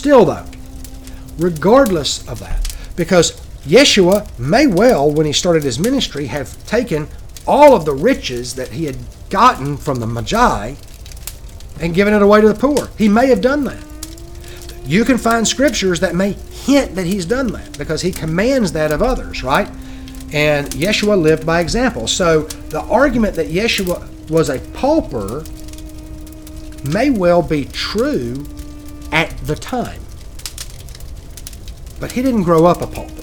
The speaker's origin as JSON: {"language": "English", "region": "Georgia", "country": "United States", "said": "I'm from Georgia"}